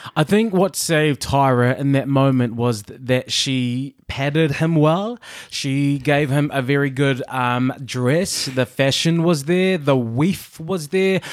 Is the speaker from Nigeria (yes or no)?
no; New Zealand; now in United Kingdom; I'm a Kiwi in, um, the U K